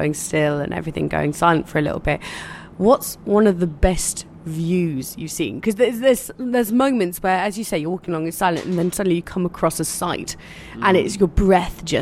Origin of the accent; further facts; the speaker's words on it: Cornwall, South West England, United Kingdom; I'm from Cornwall, back in England